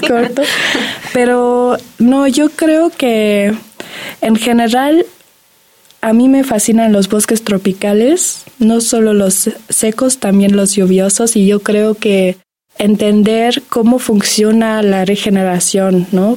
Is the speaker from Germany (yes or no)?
yes; Germany; Spanish is a second language; moved away as an adult; now in Mexico; yo nací en Alemania y vengo acá y tengo la oportunidad de aprender la lengua, la cultura